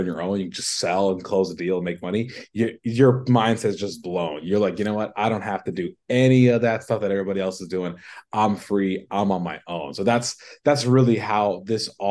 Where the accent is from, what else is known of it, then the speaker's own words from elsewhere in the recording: Chicago, Illinois, United States; also born or lived in Brooklyn, New York / California; I'm from Brooklyn. I grew up in the Sheepshead Bay Area from the ages of, 1 to 7. And then my family moved to California. And of course, I went with them. And then when I was 10, we all moved to Chicago.